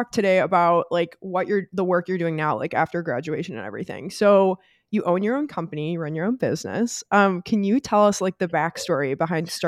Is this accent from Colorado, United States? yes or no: yes; Colorado, United States; so growing up in Colorado, like it's the playground of all of the sports we love to do.